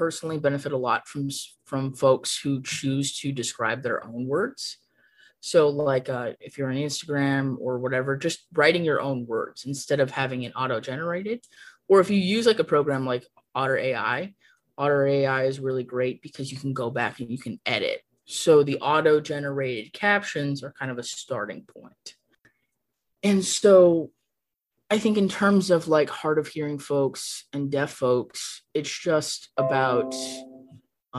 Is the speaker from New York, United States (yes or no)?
no; San Gabriel Valley, California, United States; moved away as an adult; now in Arizona, United States; I'm originally from California, and I was raised in the San Gabriel Valley in California